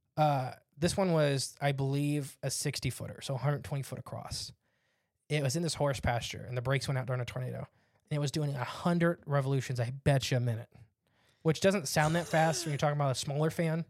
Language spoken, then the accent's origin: English; Northwest Ohio, United States; we're from Northwest Ohio